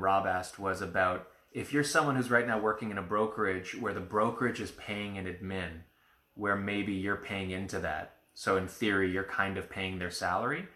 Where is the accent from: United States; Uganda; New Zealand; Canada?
Canada; we're Canadian